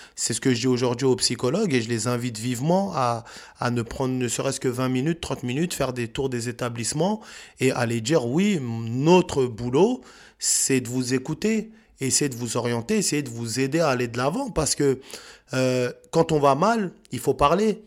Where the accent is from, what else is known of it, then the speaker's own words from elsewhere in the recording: France; On a grandi en France.